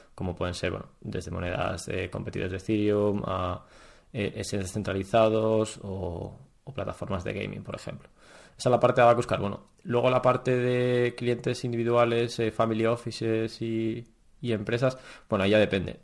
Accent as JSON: {"language": "Spanish", "country": "Spain", "said": "Nunca hemos vivido en un periodo de infracción enorme ni nada similar en, España"}